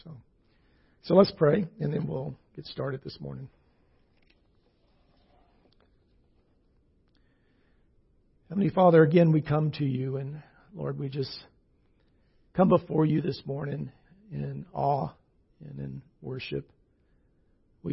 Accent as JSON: {"language": "English", "region": "the South", "country": "United States", "tie": "born or raised there", "moved": "yes", "said": "I grew up Baptist in the South"}